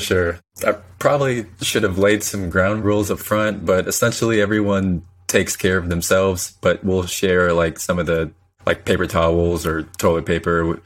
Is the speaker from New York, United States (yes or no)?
no; Saint Paul, Minnesota, United States; moved away as an adult; also born or lived in Tulsa, Oklahoma; now in Houston, United States; I'm originally from Saint Paul, Minnesota. So grew up in the cold up there